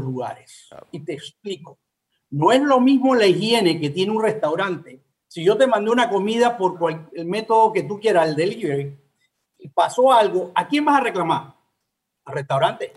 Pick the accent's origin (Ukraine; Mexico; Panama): Panama; siempre panameños, somos latinos